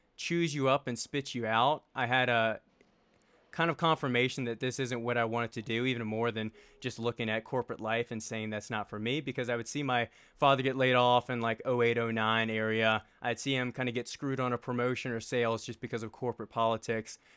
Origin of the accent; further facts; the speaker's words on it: Richmond, Virginia, United States; now in Colorado, United States; So, I grew up in Richmond, Virginia, and I grew up a little bit out of, uh, the main city of Richmond